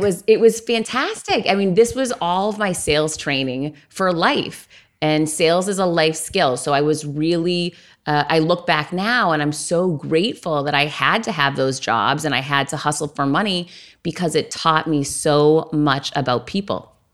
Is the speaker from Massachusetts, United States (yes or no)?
yes; Worcester, Massachusetts, United States; I grew up in Worcester, Massachusetts.